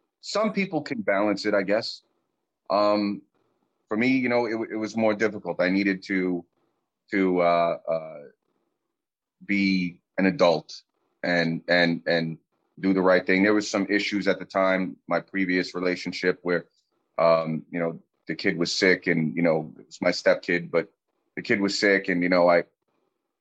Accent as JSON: {"language": "English", "town": "New York City", "region": "New York", "country": "United States", "tie": "born or raised there", "also_born_or_lived": "Queens, New York / California", "moved": "as an adult", "lives_now": "Arkansas, United States", "said": "California was my dream, being a Bronx kid, concrete jungle"}